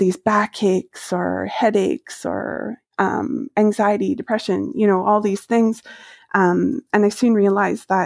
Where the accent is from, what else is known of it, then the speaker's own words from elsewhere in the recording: Maple Ridge, British Columbia, Canada; moved away as an adult; I grew up in Maple Ridge.